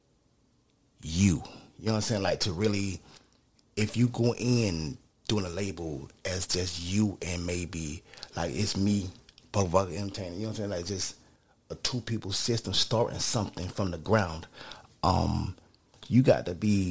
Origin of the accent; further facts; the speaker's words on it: Opa-locka, Florida, United States; I'm from the Bab in Opa-locka